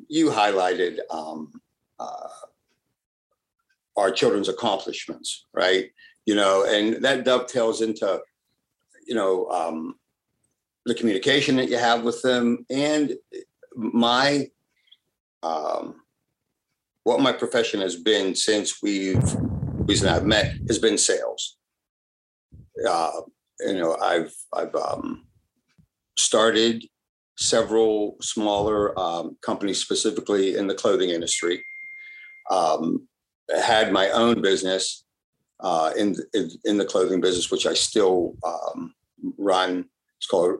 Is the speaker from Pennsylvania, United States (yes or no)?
yes; Pittsburgh, Pennsylvania, United States; first language Italian; English is a second language; also born or lived in Italy; being raised in Pittsburgh